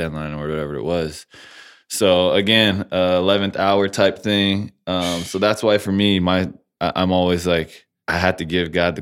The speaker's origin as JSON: {"language": "English", "region": "California", "country": "United States", "tie": "born or raised there"}